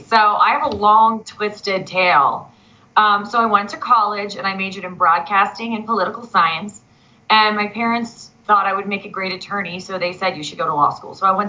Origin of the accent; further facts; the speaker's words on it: Philadelphia, Pennsylvania, United States; my hometown of Philadelphia